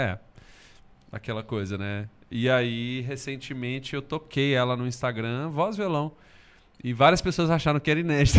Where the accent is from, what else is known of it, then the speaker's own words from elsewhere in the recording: Belo Horizonte, Minas Gerais, Brazil; sou de BH